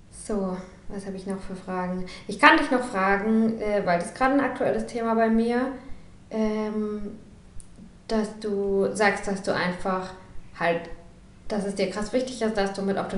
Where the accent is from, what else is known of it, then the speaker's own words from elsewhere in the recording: near Heidelberg, Baden-Württemberg, Germany; moved away as an adult; now in Berlin, Germany; als ich nach Berlin gezogen bin, vor sieben Jahren. Und ich komme aus Süddeutschland und jetzt mit ein bisschen Alter und ein bisschen Abstand wird mir eigentlich bewusst, was das für ein privilegierter Haufen da unten ist in der Nähe von Heidelberg.